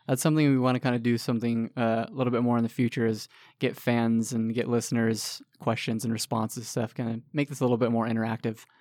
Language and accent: English; California, United States; moved away; I'm from California.